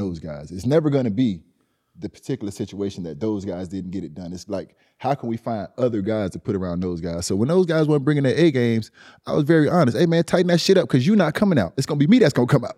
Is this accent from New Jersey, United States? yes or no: no; Miami, Florida, United States; I'm from Liberty City.